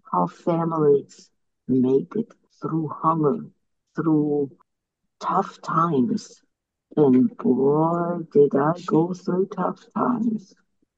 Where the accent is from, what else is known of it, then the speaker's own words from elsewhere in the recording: Czechia; moved away; also born or lived in Germany; I lived what was called Czechoslovakia, but it was German at the time.